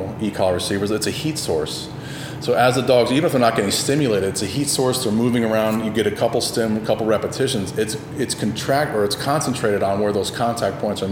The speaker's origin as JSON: {"language": "English", "country": "United States", "accent": "Yankee", "moved": "yes", "lives_now": "Tennessee, United States", "said": "I moved up to Tennessee where I'm a fucking Yankee. They hear my fucking Yankee accent."}